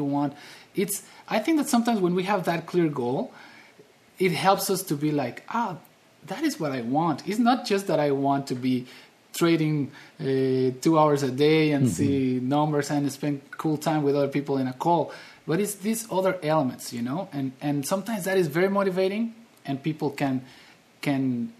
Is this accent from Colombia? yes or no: no; Mexico; I'm from Mexico